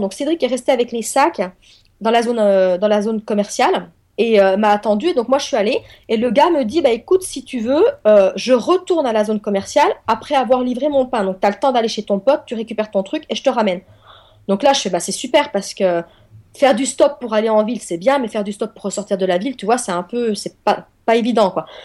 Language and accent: French; France; also born or lived in eastern France; je suis française